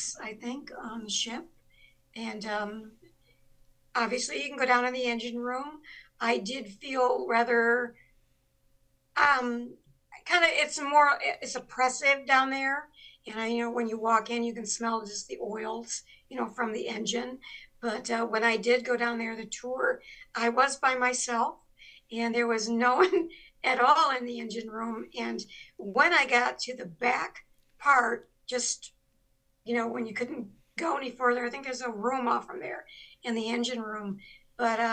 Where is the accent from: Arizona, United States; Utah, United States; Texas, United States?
Texas, United States; Laredo; moved away; It's actually, it's a barrio in Laredo, Texas, or used to be. It's called a neighborhood now. It's not called a barrio, but I'm from Ghost Town